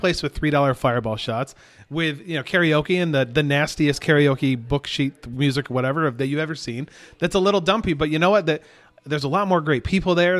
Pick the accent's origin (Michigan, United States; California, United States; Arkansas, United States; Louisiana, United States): Michigan, United States; Hastings; moved away as an adult; also born or lived in Grand Rapids, Michigan; now in Houston, United States; I grew up in Hastings, Michigan